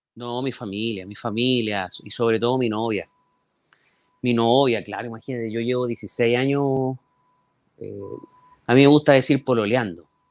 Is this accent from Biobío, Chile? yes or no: yes; Talcahuano, Biobío, Chile; now in Santiago, Chile; Yo lo mejor de Talcahuano me, me lo llevé desde, desde mi niñez. O sea, yo los recuerdos más lindos que tengo de, Talcahuano son mi niñez